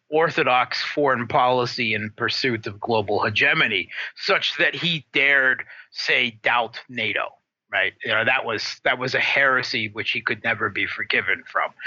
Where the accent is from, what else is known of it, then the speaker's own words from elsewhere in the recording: United States; moved away as an adult; now in Moscow, Russia; I was born in the States and lived there most of my life until the last, you know, 10, 15 years